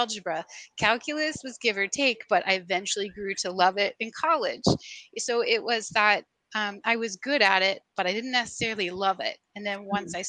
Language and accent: English; Sugar Land, Texas, United States; moved away as an adult; also born or lived in Los Angeles, California / Seattle, Washington; now in Savannah, United States; I grew up in the Houston area, in Sugar Land, and then kind of moved around